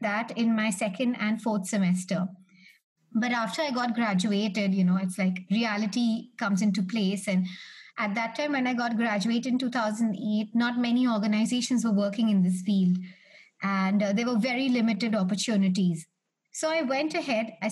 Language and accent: English; Delhi, India; I'm from Delhi, India